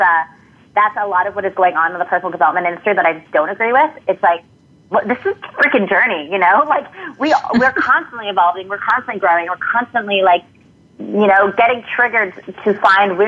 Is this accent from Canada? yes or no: yes; Canada; moved away as an adult; now in San Diego, United States